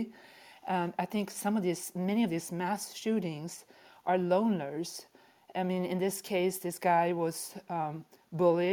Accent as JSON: {"language": "English", "country": "Sweden", "moved": "yes", "lives_now": "United States", "said": "I'm from Sweden originally."}